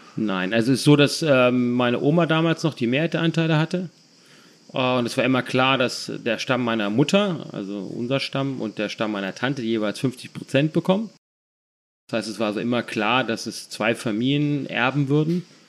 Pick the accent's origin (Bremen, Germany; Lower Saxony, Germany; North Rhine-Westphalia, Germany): North Rhine-Westphalia, Germany; Düsseldorf; ich bin ja Düsseldorfer